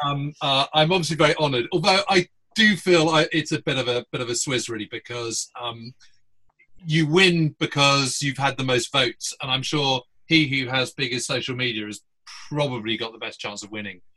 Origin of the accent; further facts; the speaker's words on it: Chalk Valley, near Salisbury, South West England, United Kingdom; I actually live in the same village where uh, Tom and I were brought up uh, in ah. the Chalk Valley.